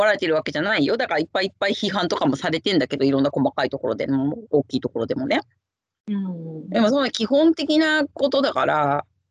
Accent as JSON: {"language": "Japanese", "country": "Japan", "tie": "born or raised there", "moved": "yes", "lives_now": "London, United Kingdom"}